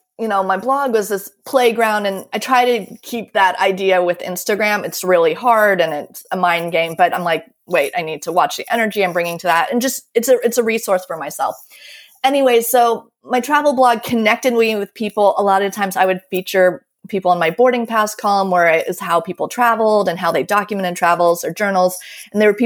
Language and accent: English; United States; moved away as an adult; also born or lived in Baltimore; now in Paris, France; I'm American